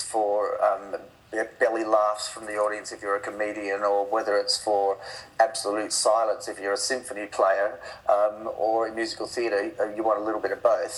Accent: Perth, Western Australia, Australia; I was brought up in Perth sort of in the 70s

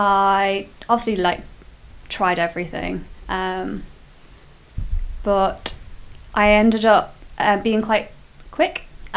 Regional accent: Ramsey, Isle of Man; born or raised there

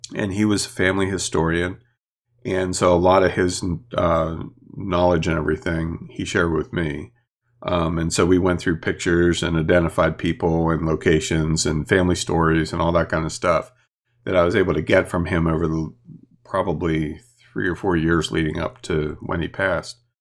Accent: Chambersburg area, Pennsylvania, United States; born or raised there

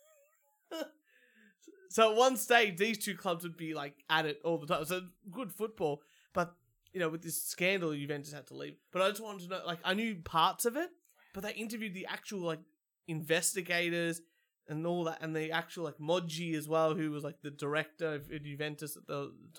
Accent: Australia; I'm Australian

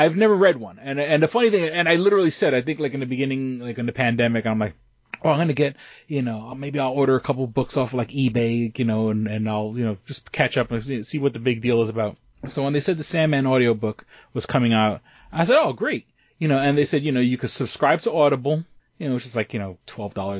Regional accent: New York City, New York, United States; now in Rochester, United States; I grew up in New York City

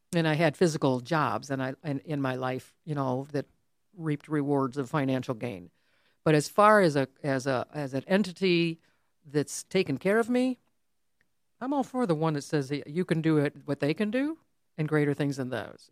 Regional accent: Farmington Hills, Michigan, United States; that we grew up in the same town.

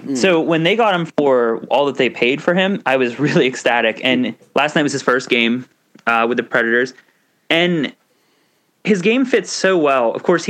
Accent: Pennsylvania, United States; Growing up in Pennsylvania

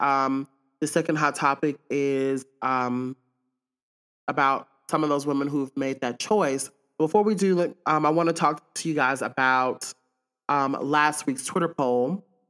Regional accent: Pearl, Mississippi, United States; I'm from Jackson, Miss, I'm from Pearl, Mississippi, to be exact

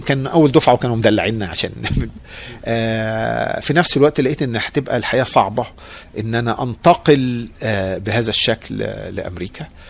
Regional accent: Egypt; moved away as an adult; also born or lived in New York; now in United States; انا مصري

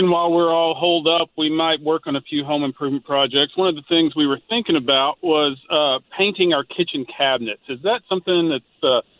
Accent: Florida, United States; now in Dallas-Fort Worth, United States; originally, I'm from Florida. Now we moved up here to DFW.

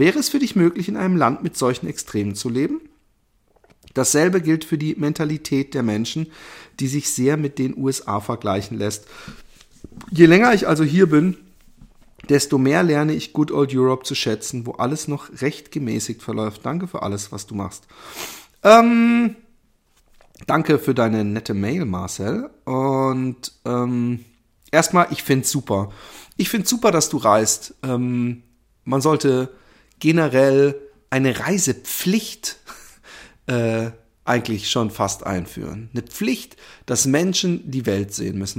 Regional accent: Germany; wir selbst als Deutsche

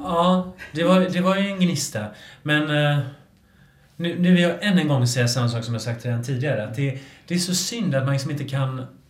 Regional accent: Gothenburg, Västra Götaland, Sweden; jag är från Göteborg

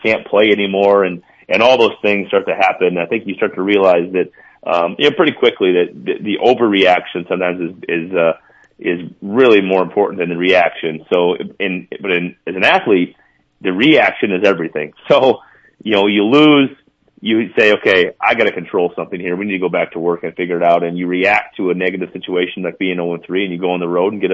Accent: Mount Vernon, South Dakota, United States; moved away as an adult; now in Minnesota, United States; I'll always be a South Dakotan.

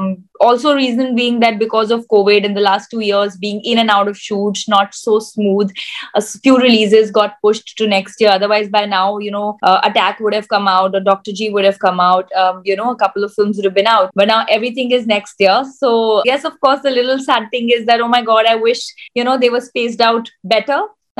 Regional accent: India; And I think to me, being an Indian is the most proud thing.

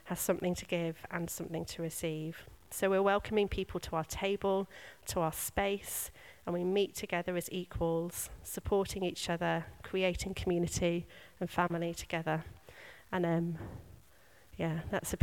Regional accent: United Kingdom; we are British.

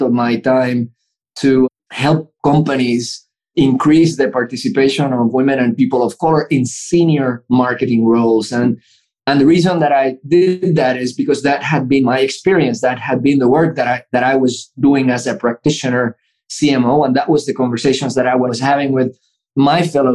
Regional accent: Puerto Rico; moved away; also born or lived in Baton Rouge, Louisiana; when I grew up in Puerto Rico

